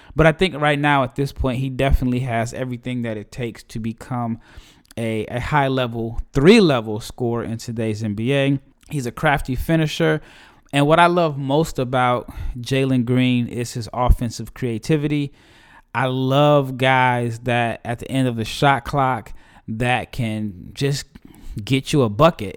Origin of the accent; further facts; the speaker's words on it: Omaha, Nebraska, United States; my hometown Creighton Blue Jays